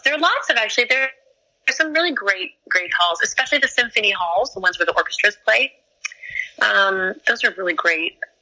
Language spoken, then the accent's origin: English; New York, United States; We're from New York. You know, um, I mean Bronx, Bronx, Manhattan